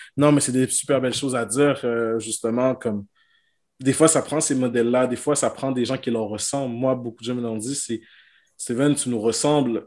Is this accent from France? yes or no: no; Quebec, Canada; chez nous au Québec